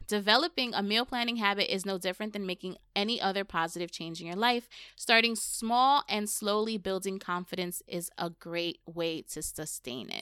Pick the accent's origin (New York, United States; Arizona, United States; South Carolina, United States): New York, United States; moved away; I'm from New York